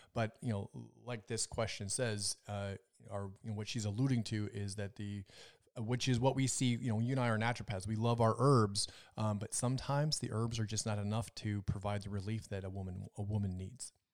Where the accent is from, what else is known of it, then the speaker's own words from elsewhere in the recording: Minnesota, United States; moved away; also born or lived in Las Vegas; I'm from Minnesota